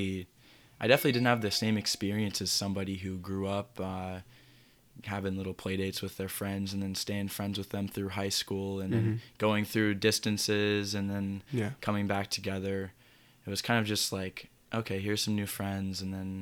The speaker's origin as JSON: {"language": "English", "town": "Berkeley", "region": "California", "country": "United States", "tie": "born there", "also_born_or_lived": "Raleigh, North Carolina / St. Louis, Missouri", "said": "Yeah, so I was born in Berkeley, California."}